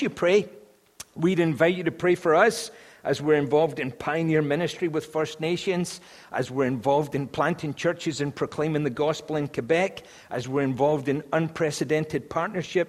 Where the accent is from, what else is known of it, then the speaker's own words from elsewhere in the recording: Scotland, United Kingdom; As a Scotsman